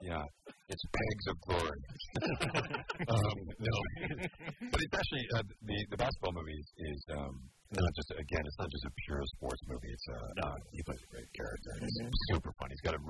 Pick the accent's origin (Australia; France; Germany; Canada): Canada; I grew up in Canada, so I was born with skates on.